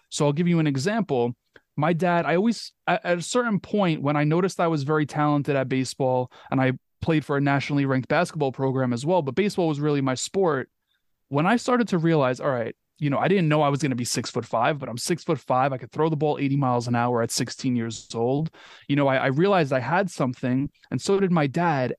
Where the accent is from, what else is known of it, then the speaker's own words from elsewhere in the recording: New York, United States; growing up in New York.